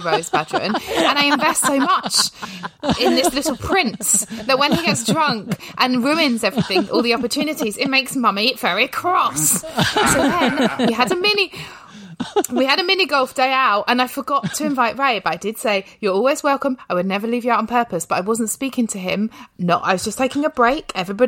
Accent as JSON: {"language": "English", "region": "England", "country": "United Kingdom", "said": "I'm English."}